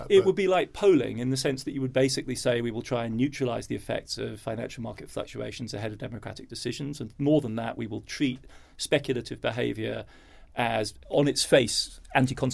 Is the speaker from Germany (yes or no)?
yes; Germany; now in New York, United States; I sound English and I have a UK passport. I grew up in Germany, so I'm in a rather unfortunate